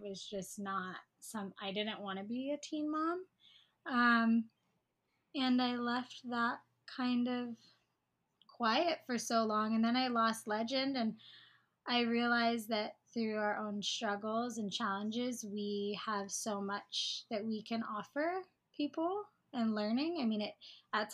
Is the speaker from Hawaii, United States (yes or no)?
yes; Hawaii, United States; I live on Oahu. I was born and raised in Hawaii.